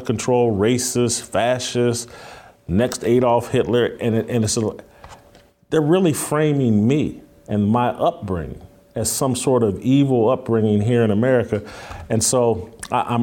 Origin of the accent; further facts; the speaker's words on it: Indiana, United States; also born or lived in California; now in Tennessee, United States; my home state of Indiana